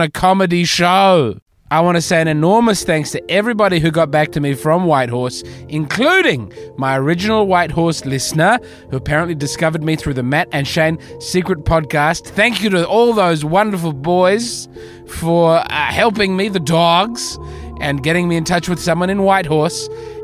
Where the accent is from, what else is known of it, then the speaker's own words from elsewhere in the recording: Australia; As an Australian